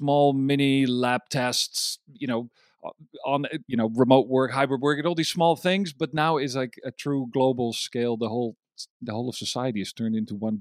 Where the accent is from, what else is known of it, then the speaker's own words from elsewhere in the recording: Amsterdam, North Holland, Netherlands; English is a second language; I am from Amsterdam, the Netherlands